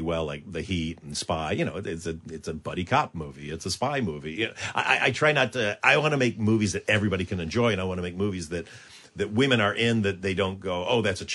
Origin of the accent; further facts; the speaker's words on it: Michigan, United States; I'm from Michigan